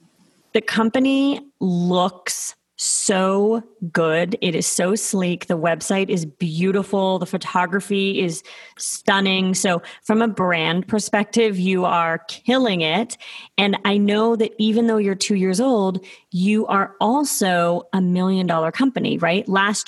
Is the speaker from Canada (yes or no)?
yes; Toronto, Ontario, Canada; By the way, I am also from Toronto.